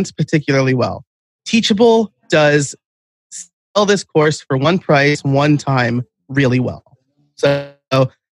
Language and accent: English; New York, United States; I'm from New York. I'm like a New York Italian